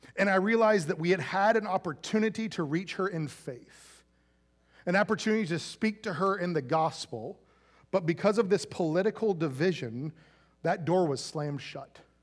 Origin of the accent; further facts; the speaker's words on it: Central Florida, United States; when I was, like, a little, little kid growing up in Central Florida